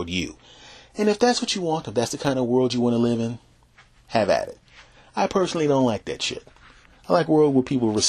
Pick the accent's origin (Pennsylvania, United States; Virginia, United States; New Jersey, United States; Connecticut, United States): Pennsylvania, United States; Philadelphia; moved away; I was raised back in Philadelphia.